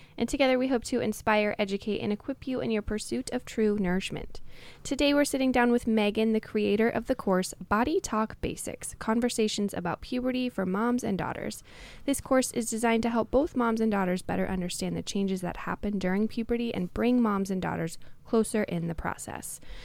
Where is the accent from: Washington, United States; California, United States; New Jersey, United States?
Washington, United States; Tacoma; I grew up in Tacoma, Washington.